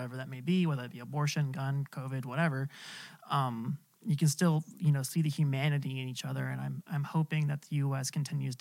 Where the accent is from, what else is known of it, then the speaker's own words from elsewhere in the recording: California, United States; as a Californian born and raised